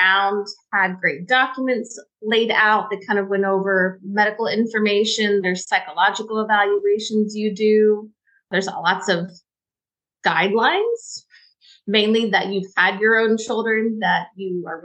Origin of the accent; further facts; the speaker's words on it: Corpus Christi, Texas, United States; I grew up in Texas on the coast in Corpus Christi